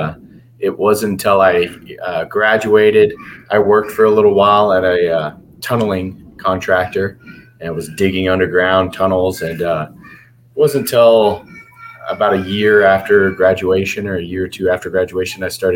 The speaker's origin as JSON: {"language": "English", "area": "Bayview, near Houston", "region": "Texas", "country": "United States", "also_born_or_lived": "Galveston, Texas", "said": "originally I'm from a little town called Bayview, which is kind of near Lake City and Kema down in south of Houston, little suburbs outside of Houston"}